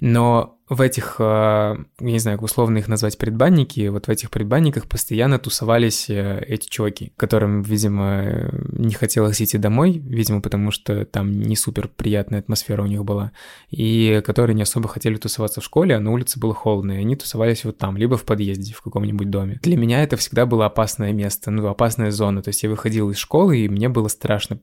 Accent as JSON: {"language": "Russian", "town": "Raduzhny", "country": "Russia", "tie": "born or raised there", "said": "небольшой сибирский город, в котором я родился и вырос."}